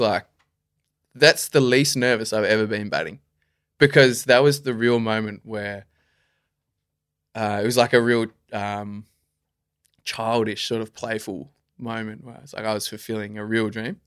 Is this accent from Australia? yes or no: yes; Melbourne, Victoria, Australia; I grew up in Melbourne